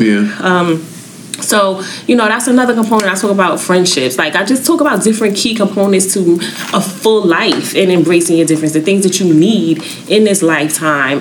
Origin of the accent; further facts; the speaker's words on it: New York City, New York, United States; I'm from New York, the mm-hmm, Bronx